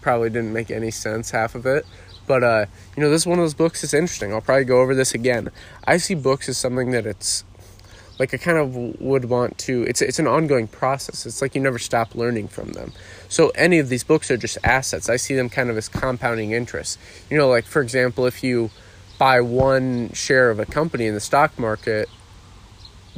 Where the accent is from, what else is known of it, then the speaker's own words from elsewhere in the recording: Iowa, United States; growing up in Iowa, I mowed lawns growing up